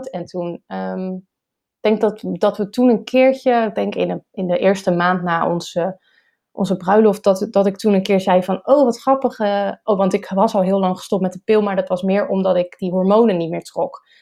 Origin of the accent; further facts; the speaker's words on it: Rotterdam, South Holland, Netherlands; also born or lived in Schiedam; en ik ben geboren en getogen in Rotterdam.